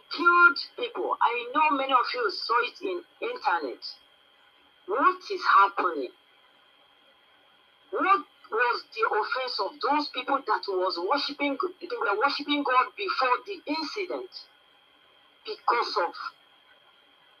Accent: Nigeria; I'm from Nigeria

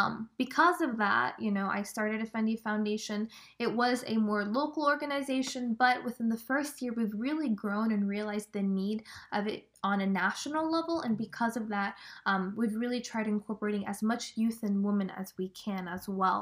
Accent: Bashur, Kurdistan Region, Iraq; now in Tennessee, United States; I'm specifically from Bashur

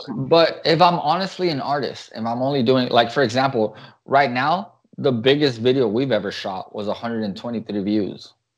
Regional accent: United States; we're American

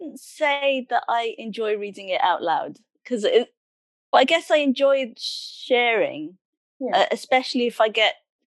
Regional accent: Cardiff, Wales, United Kingdom; also born or lived in Sunderland / Middlesbrough; although I was born in Sunderland, I actually grew up in Middlesbrough for the first 8 years before we came to Cardiff.

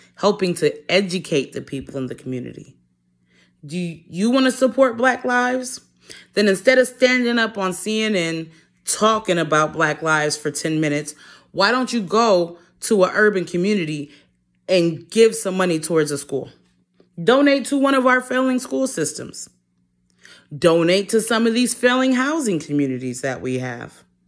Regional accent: Detroit, Michigan, United States; moved away; I'm originally from Detroit

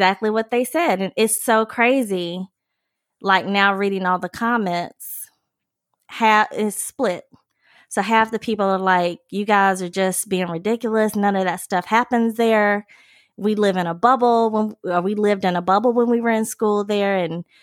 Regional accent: Mississippi, United States; I'm from Mississippi

